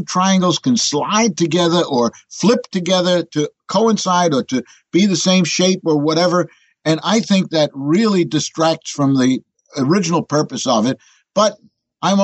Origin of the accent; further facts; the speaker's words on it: New York City, New York, United States; But I'm a born New Yorker. As a matter of fact, born in Manhattan.